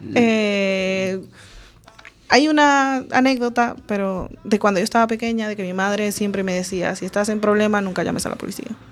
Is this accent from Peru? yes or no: no; Venezuela; also born or lived in Galicia; now in Spain; Coruña es un poco parecido en tamaño a de donde vengo yo. Y mi ciudad tiene muchos problemas de criminalidad ahora. Y cuando yo estaba creciendo había, pero era una ciudad bastante tranquila